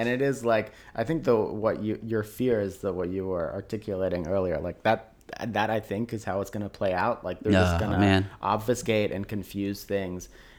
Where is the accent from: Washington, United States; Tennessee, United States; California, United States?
Tennessee, United States; Tennessee, born and raised in Tennessee.